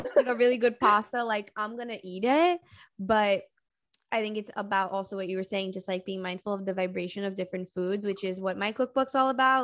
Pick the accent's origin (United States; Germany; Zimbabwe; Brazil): Brazil; I'm from Brazil